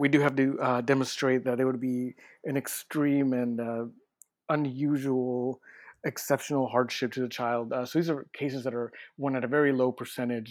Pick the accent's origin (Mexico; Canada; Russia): Mexico; now in United States; I'm from Mexico